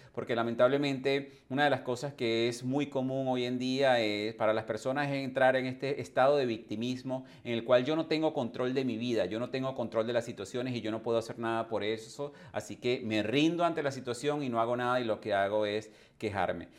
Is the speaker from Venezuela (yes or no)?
yes; Venezuela; moved away as an adult; also born or lived in England / Canada / United States / Caribbean islands; Yo también emigré hace más de 20 años de, de mi país natal, que fue Venezuela